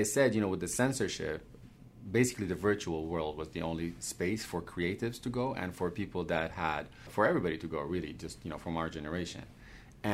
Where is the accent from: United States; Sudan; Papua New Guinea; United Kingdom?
Sudan; English is a second language; also born or lived in Romania; Because I was born in Romania. My father was a diplomat. I'm originally from Sudan. When we went back to Sudan, 1989, a coup happened.